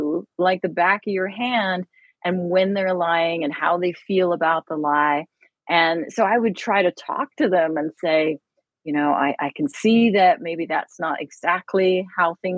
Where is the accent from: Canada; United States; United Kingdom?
United Kingdom; moved away; I am British